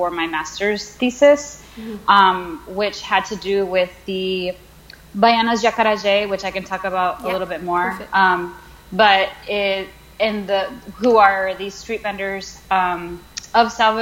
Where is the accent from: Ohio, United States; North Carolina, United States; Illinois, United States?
North Carolina, United States; Charlotte; also born or lived in New York; I was born in Charlotte, North Carolina.